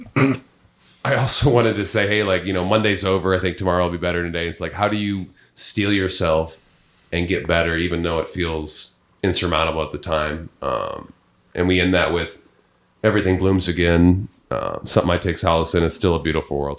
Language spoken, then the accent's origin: English; Peoria, Illinois, United States; also born or lived in Columbia, Missouri; I moved in with three of my very good friends in my hometown of Peoria, Illinois